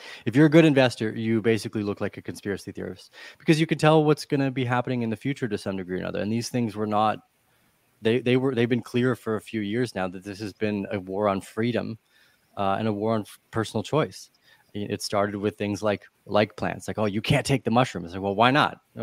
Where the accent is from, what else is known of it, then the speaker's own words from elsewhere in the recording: Canada; moved away as an adult; I moved away from Canada a bunch of years ago